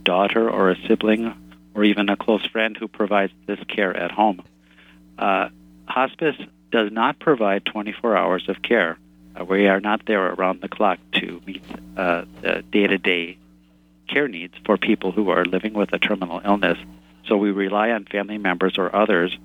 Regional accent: Minnesota, United States; I'm from Minnesota, and we are famous here for hiding our feelings

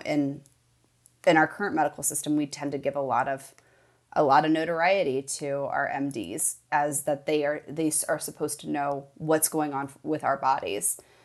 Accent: Midwest, United States; I grew up in the Midwest, a child of the eighties

